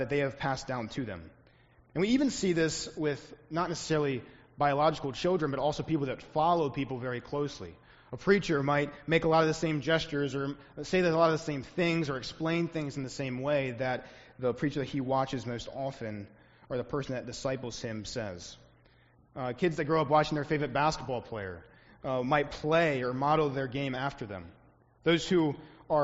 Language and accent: English; Pennsylvania, northern Maryland, United States; moved away; I grew up in Pennsylvania, northern Maryland, right where Maryland starts to thin out into the panhandle